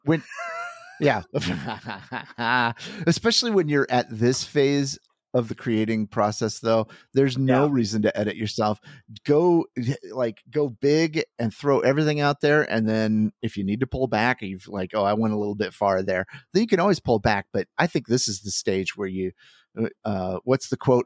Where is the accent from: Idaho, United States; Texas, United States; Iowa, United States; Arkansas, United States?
Iowa, United States; I grew up in Iowa.